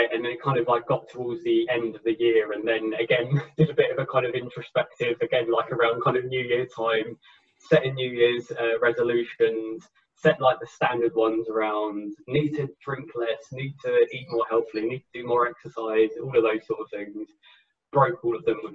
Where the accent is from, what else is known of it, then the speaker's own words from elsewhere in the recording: Enfield, London, United Kingdom; moved away as an adult; now in Nottingham, United Kingdom; originally I'm from Enfield in North London. I now live in Nottingham in the Midlands in the UK